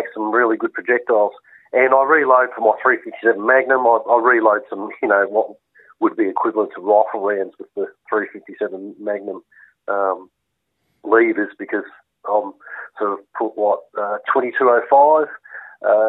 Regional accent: Vermont, Victoria, Australia; also born or lived in Western Australia; I grew up in Vermont for the first 20 years of my life. I spent 3 years in WA, then I came back in 96

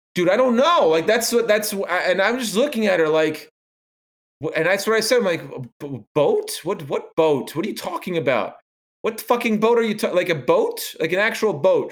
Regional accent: New York, United States; I am a New Yorker

